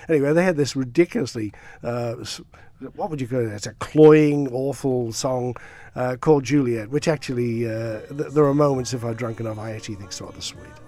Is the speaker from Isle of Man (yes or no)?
yes; Douglas, Isle of Man; now in Australia; I grew up around Douglas, uh, went to, um, uh, Murray's Road Primary School